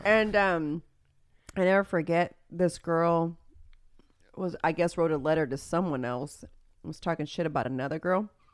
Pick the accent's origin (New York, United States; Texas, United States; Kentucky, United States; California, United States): Texas, United States; Houston; I am from Spring Branch